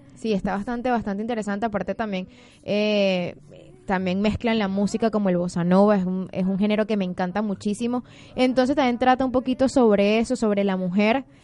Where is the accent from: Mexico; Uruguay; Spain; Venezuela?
Venezuela; now in Buenos Aires, Argentina; somos de Venezuela, de Venezuela, de Venezuela.